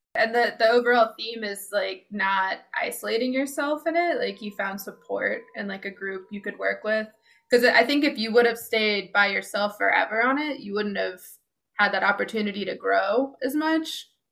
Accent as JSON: {"language": "English", "country": "United States", "tie": "born or raised there", "said": "growing up in America"}